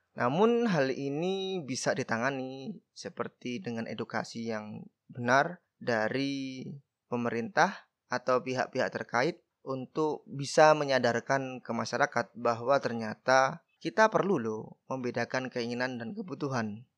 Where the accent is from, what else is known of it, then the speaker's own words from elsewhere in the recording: Badas, East Java, Indonesia; Desaku adalah salah satu desa yang ada di Kabupaten Kediri, Jawa Timur